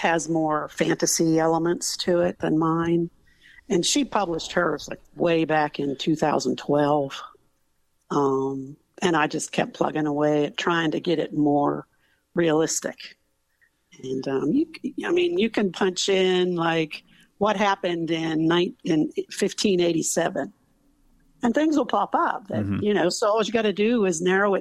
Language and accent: English; United States; as an American